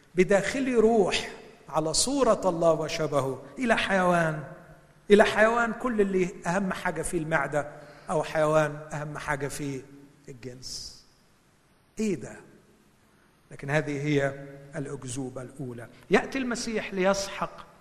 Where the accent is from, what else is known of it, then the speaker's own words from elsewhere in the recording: Egypt; moved away; عندنا في مصر